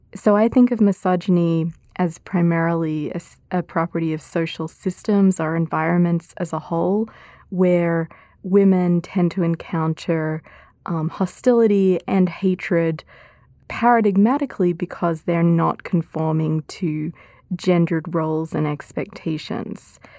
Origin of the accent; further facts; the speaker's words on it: Australia; moved away as an adult; now in United States; my home country of Australia, public life therein, and also the U S where I've been for now about thirteen years